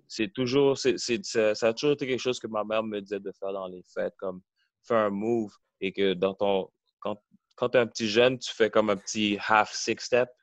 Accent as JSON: {"language": "French", "town": "Montreal", "region": "Quebec", "country": "Canada", "tie": "born or raised there", "said": "Oui, j'ai grandi à Montréal. J'ai grandi au début euh, dans le coin de Côte-des-Neiges"}